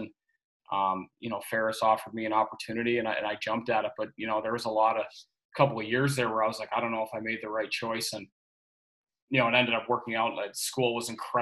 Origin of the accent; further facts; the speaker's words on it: Lindsay, Ontario, Canada; moved away as an adult; also born or lived in Michigan / Toledo, Ohio / Florida; I'm originally from Lindsay, Ontario, and grew up there my whole life